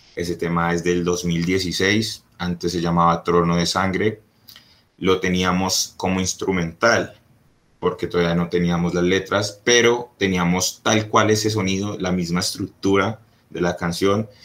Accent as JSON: {"language": "Spanish", "country": "Colombia", "said": "yo soy colombiano"}